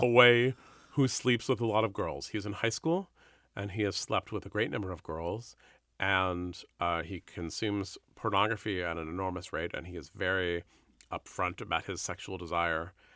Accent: San Francisco, California, United States; I grew up in San Francisco

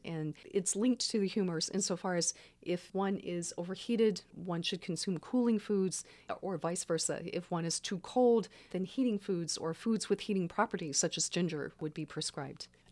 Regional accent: Baton Rouge, Louisiana, United States; now in Santa Cruz, United States; I grew up in Baton Rouge

